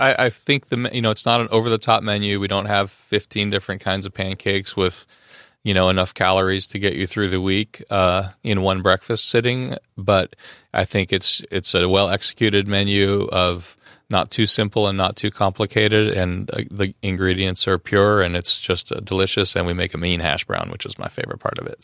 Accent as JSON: {"language": "English", "town": "Los Angeles", "region": "California", "country": "United States", "said": "I'm from Los Angeles"}